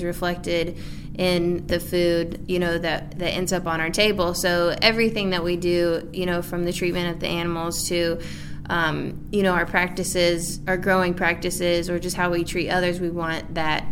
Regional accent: Maryville, Tennessee, United States; also born or lived in Walland, Tennessee; I was born and raised in Maryville, Tennessee

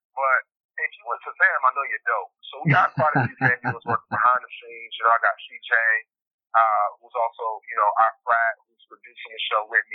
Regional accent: Titusville, Florida, United States; moved away as an adult; now in Los Angeles, United States; I'm from Titusville, Florida. It's a really small town on the East Coast, the Space Coast of Florida. Mm-hmm. So born and raised

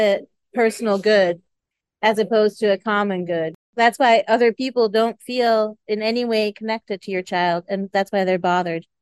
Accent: Switzerland; also born or lived in Italy; now in United States; I'm from Switzerland originally

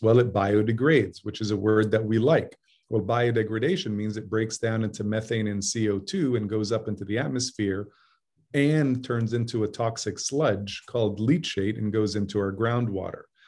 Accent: Jeddah, Makkah Province, Saudi Arabia; moved away; I grew up in Jeddah, which is on the Red Sea.

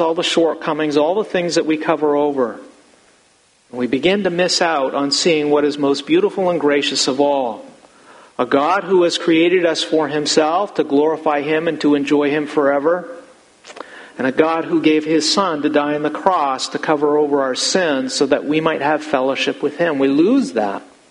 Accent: United States; I'm as American as all of you.

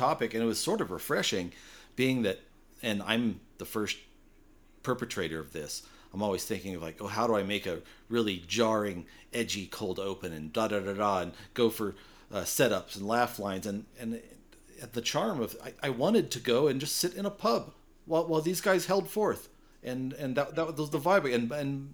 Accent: United States; I'm an American

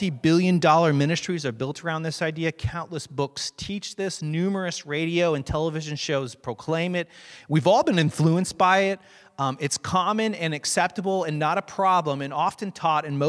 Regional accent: Hicksville, United States; I'm from Hicksville

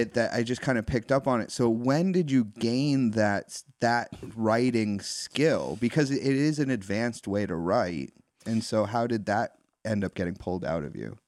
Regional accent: East Coast, United States; growing up on the East Coast

